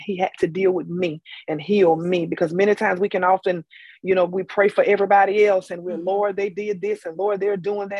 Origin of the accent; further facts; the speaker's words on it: Tarboro, North Carolina, United States; I am from Tarboro, North Carolina, T-Town